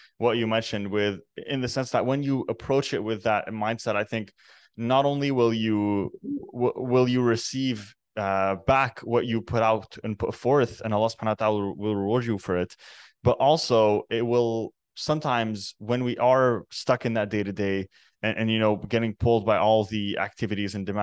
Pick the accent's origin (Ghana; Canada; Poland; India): Canada; I'm actually born and raised in Canada. My parents are originally Lebanese